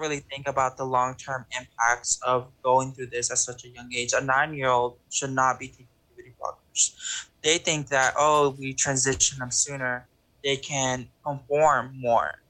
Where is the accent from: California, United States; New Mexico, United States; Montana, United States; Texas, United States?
Texas, United States; I grew up in Texas